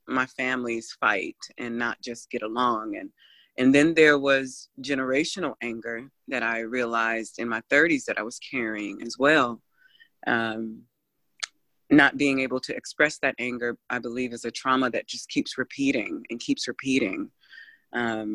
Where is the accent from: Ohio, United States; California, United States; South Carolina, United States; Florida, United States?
Ohio, United States; I grew up in Ohio was a very diverse city as well